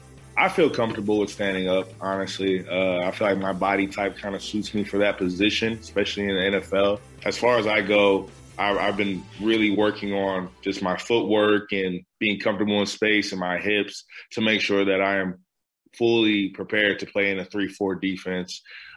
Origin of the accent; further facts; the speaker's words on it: Columbus, Ohio, United States; Growing up in Columbus, Ohio, I was obviously a Buckeye fan.